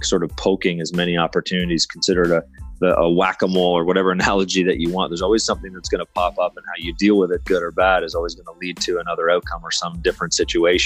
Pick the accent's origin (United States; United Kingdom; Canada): Canada; I'm Canadian